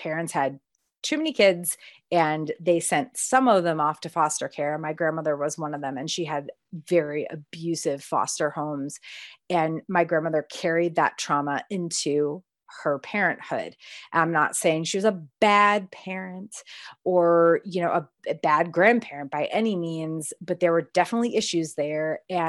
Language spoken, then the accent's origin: English; Connecticut, United States; because I grew up in Connecticut again. So being a Baptist in New England is weird as fuck, to be honest.